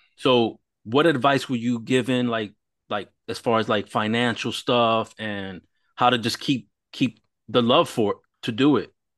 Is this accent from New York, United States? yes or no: yes; New York, United States; I was growing up in New York